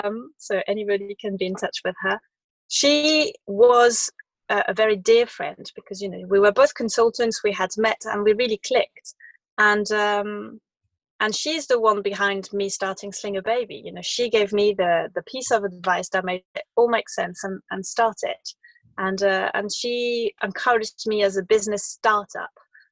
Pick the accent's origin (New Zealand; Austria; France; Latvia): France; English is a second language; As I remember, it was hardly nowhere. I'd never seen it. Until I had a little job when I was 18 in Paris